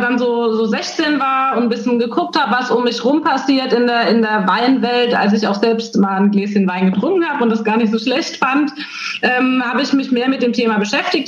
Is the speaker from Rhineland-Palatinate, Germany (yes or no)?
yes; Nierstein, Rhineland-Palatinate, Germany; Deswegen komme ich aus Nierstein, aber auch aus Schwabsburg